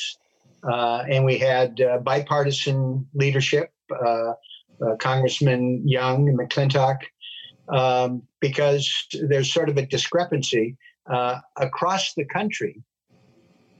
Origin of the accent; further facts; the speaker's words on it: Portland, Oregon, United States; also born or lived in Washington, D.C.; my hometown